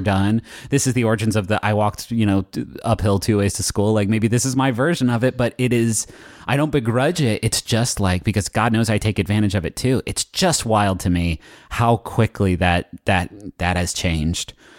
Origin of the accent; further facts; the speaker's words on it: West Virginia, United States; I'm from West Virginia